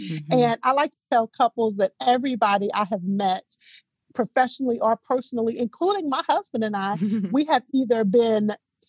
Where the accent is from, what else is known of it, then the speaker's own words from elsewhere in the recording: Dallas, Texas, United States; now in Atlanta, United States; I am a Texas native, born and raised in Dallas, Texas.